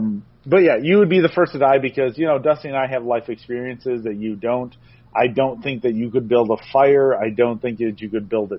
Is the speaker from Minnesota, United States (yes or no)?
no; Milwaukee, Wisconsin, United States; because I lived in Milwaukee.